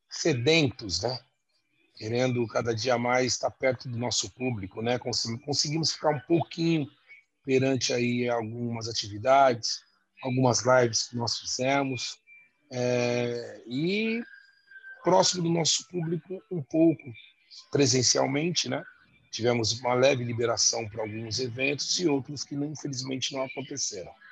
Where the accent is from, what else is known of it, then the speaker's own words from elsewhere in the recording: São Paulo, Brazil; conhecemos, graças a Deus, todos as zonas de São Paulo, mas sou da Zona Norte, tenho que puxar meu peixe, né?